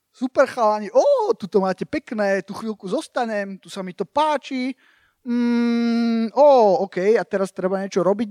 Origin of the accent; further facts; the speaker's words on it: Slovakia; moved away as an adult; also born or lived in United States; som obrátil v Amerike, ale potom som sa vrátil na Slovensko